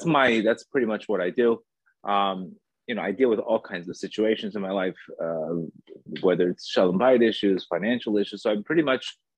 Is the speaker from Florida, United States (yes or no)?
yes; Miami Beach, Florida, United States; also born or lived in Colombia; I was born in Colombia. I grew up in Miami Beach